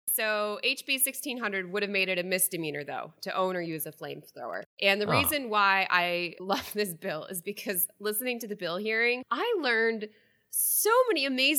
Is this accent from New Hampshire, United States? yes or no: yes; New Hampshire, United States; I grew up in New Hampshire, lived here since I was 3, and we had a driveway with quite a hill